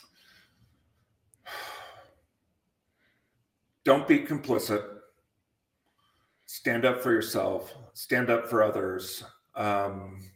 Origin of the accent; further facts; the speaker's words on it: Montana, United States; moved away; also born or lived in San Francisco; I grew up in Montana on a ranch